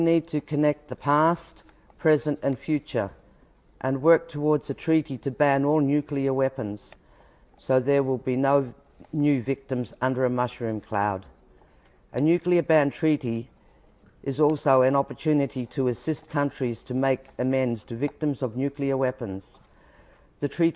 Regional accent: Koonibba Mission, South Australia, Australia; I was born in 1951 on Kanibba Mission. I was a small child when the British and Australian governments tested nuclear weapons in the South Australian desert near my birthplace.

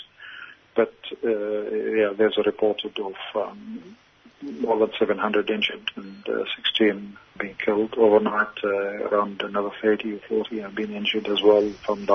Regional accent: Australia; as an Australian

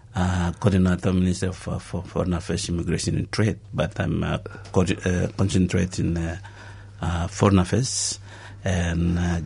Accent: Vanuatu; born there; I was born in Vanuatu.

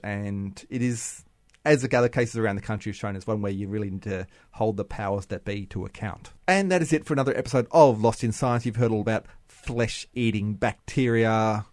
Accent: Bundaberg, Queensland, Australia; I am from Bundaberg

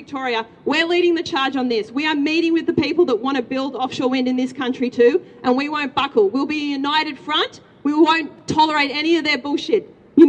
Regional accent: Greece; now in Australia; my home country, Greece

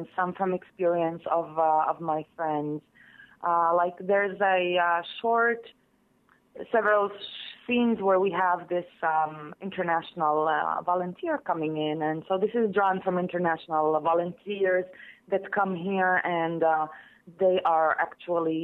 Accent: Israel; the Palestinians inside Israel and our lives

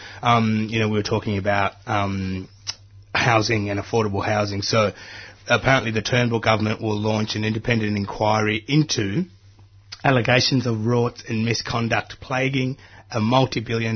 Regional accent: Australia; I grew up in the Western suburbs.

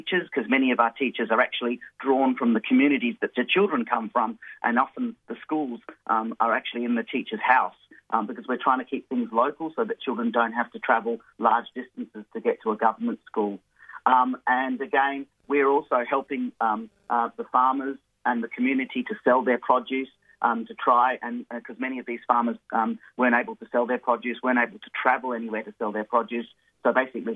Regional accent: Tamil Nadu, India; now in Australia; in the very south of India, in my home state, in Tamil Nadu

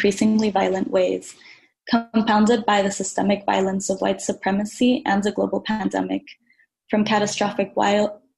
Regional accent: Dominican Republic; now in Brooklyn, United States; I'm a Dominican climate and environmental justice advocate

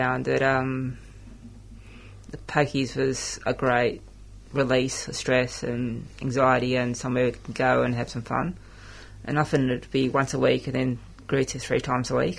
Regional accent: Australia; I came from a European background. I found it hard at school. I would often be called WOG and stuff, and I identified myself as Australian

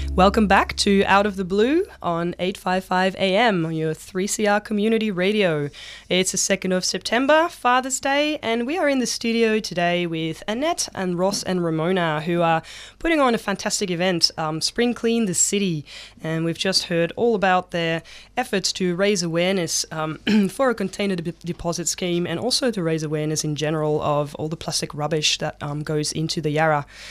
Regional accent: Netherlands; now in Victoria, Australia; I'm from the Netherlands originally

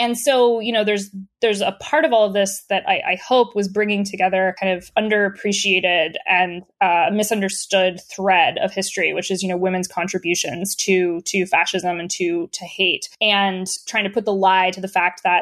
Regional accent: the South, United States; I'm from the South in the United States

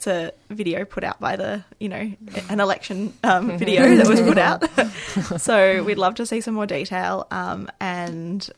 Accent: Canberra, Australian Capital Territory, Australia; moved away as an adult; now in Melbourne, Australia; I am originally from Canberra and I worked in bike advocacy there

